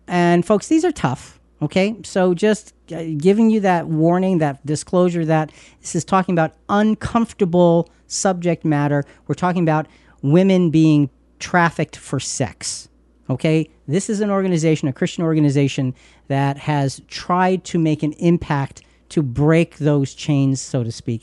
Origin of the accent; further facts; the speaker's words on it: United States; we're from the United States of America